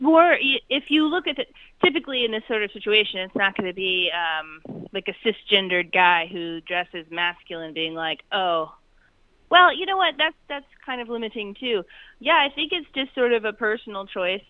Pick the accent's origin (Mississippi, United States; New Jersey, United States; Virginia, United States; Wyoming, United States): Wyoming, United States; moved away; also born or lived in Charleston, South Carolina; I, I grew up in Wyoming um, until my parents got divorced, and then I lived in South Carolina